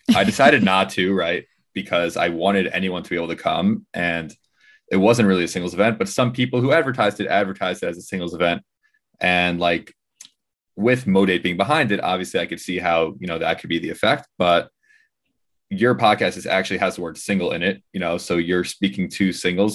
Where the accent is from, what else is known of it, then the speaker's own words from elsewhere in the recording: New York, United States; We're, we're in New York and we're from New York.